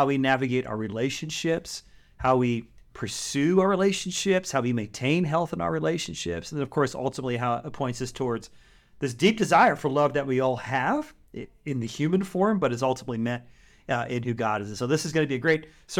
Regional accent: California, United States; I'm from the Bay Area. You're from Missouri.

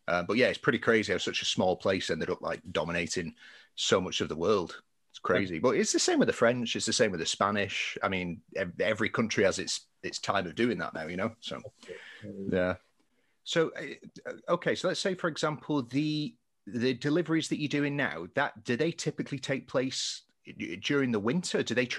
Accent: England, United Kingdom

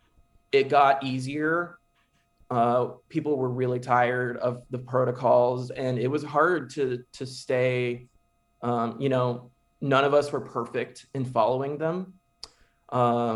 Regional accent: Keller, Texas, United States; to be in here in Keller ISD. To give back to my hometown

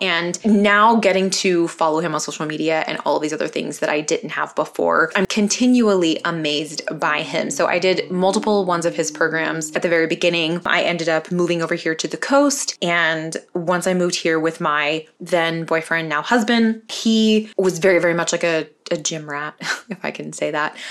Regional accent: California, United States; also born or lived in North Carolina; I was originally born in North Carolina. My parents and my two sisters and I, we moved to California when I was eight years old

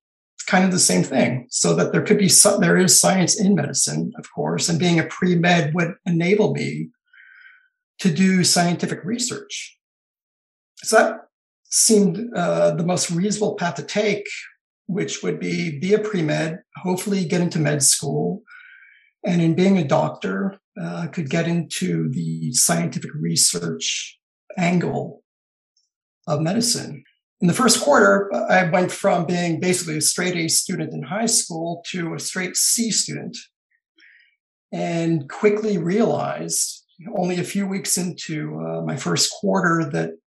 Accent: Los Angeles, California, United States; I grew up in Southern California in the suburbs of Los Angeles and San Fernando Valley

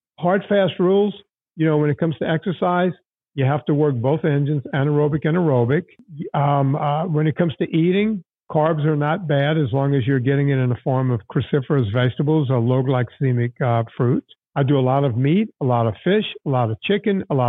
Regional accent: Cajun country, Louisiana, United States; moved away; also born or lived in Hollywood; I grew up in Cajun country

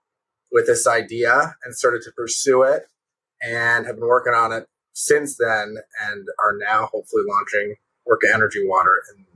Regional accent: New York City, New York, United States; moved away as an adult; also born or lived in Washington, D.C.; now in Los Angeles, United States; I'm from New York City originally. I met Nash at Georgetown, where we went to college together, and moved out to Los Angeles 3 years ago.

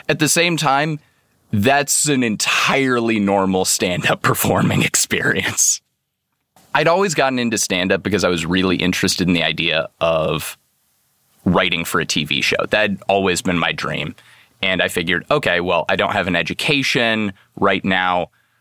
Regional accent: Seattle, Washington, United States; I'm from Seattle, Washington

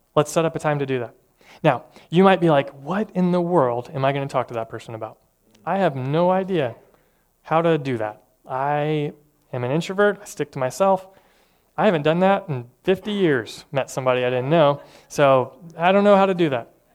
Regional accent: Tennessee, United States; I'm from Tennessee

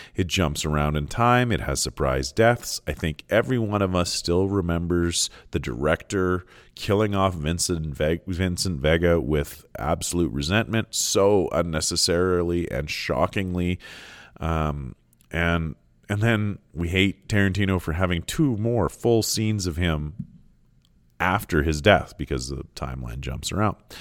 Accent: Canada; I'm Canadian

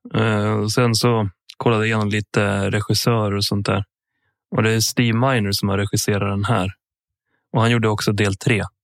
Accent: Sweden; born or raised there; also born or lived in Sala / Sandviken

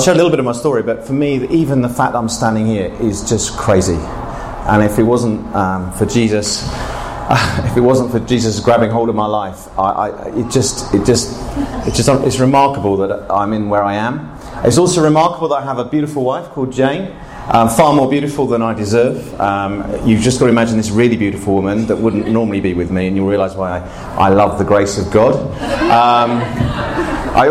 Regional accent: Bognor Regis, South East England, United Kingdom; I grew up in England, actually in a place called Bognor Regis

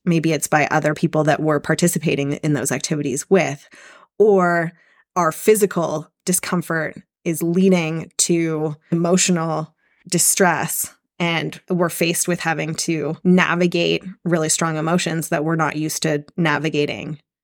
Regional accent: Canada; also born or lived in Squamish, British Columbia; I currently live in Squamish, B C. I'm Canadian

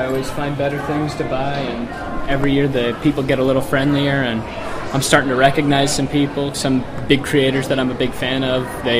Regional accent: Kansas City, Kansas, United States; I'm from Wyandotte County down in KCK.

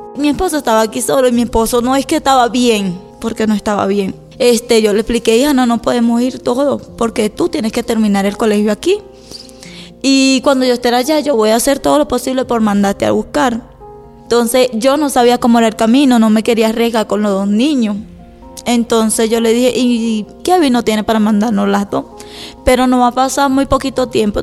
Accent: Miranda, Venezuela; moved away as an adult; Y vengo de Venezuela, Estado Miranda, y llegué aquí en el 2018.

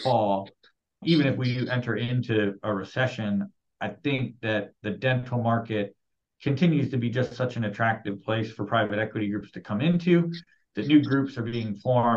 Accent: Ohio, United States; moved away as an adult; also born or lived in West Coast; I'm from Ohio and I lived out on the West Coast for 8 years

